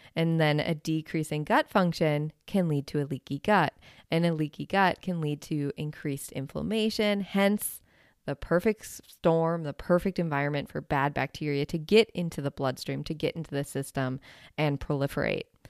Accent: Wisconsin, United States; I am from Wisconsin

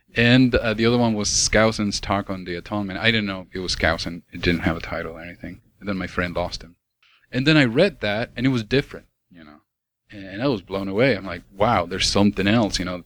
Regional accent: Argentina; moved away; I grew up in South America

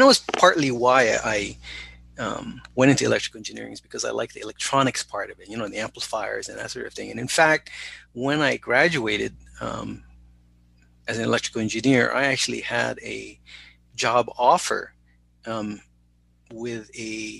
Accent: Honolulu, Hawaii, United States; accent: pidgin; moved away as an adult; also born or lived in New Jersey; I was born and raised in Honolulu, Hawaii.

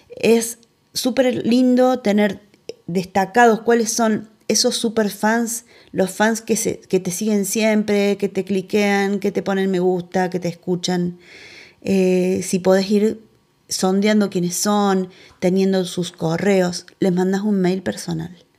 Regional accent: Argentina; de Argentina

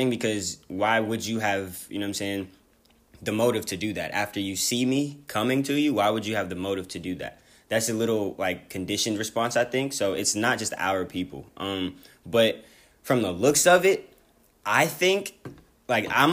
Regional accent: California, United States; I'm from Cali

